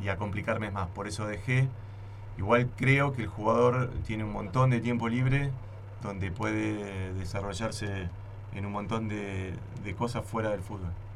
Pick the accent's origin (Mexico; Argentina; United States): Argentina; Buenos Aires; also born or lived in Santa Fe, Argentina; él lo trasladaron por el trabajo y yo aparecía a los 6, 7 años en Buenos Aires